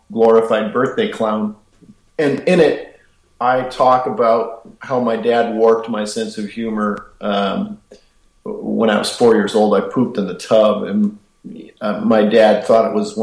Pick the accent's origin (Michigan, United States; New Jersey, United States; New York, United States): Michigan, United States; we're both from Michigan